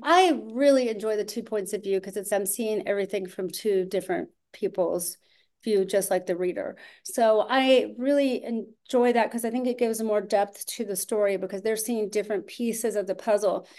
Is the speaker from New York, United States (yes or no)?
no; Austin, Texas, United States; moved away as an adult; I'm from Austin